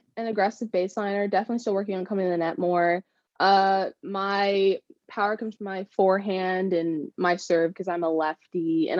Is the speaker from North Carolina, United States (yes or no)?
no; El Segundo, California, United States; also born or lived in Florida / Arizona; I am from California. I grew up in El Segundo, and I moved around a lot, but my hometown is definitely El Segundo.